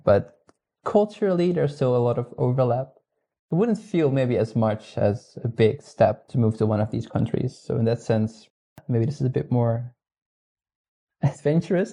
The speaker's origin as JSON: {"language": "English", "country": "Netherlands", "second_language": "English", "moved": "as an adult", "lives_now": "Higashi-Hiroshima, Japan", "said": "I'm originally from the Netherlands"}